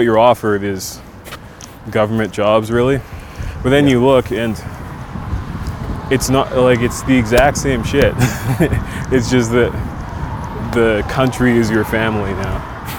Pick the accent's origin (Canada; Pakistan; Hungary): Canada; what I grew up in Canada